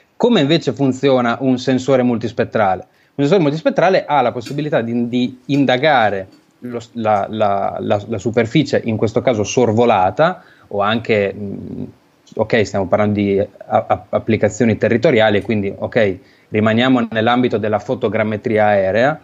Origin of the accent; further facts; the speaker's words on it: Emilia-Romagna, Italy; moved away as an adult; now in Bologna, Italy; sono romagnolo